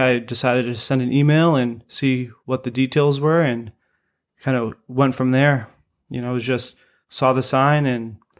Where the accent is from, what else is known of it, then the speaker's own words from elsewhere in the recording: Portsmouth, New Hampshire, United States; now in Sanford, United States; Yeah, so I live down the street from Sanford Grappling Club, you know, and I'm originally from Portsmouth, New Hampshire.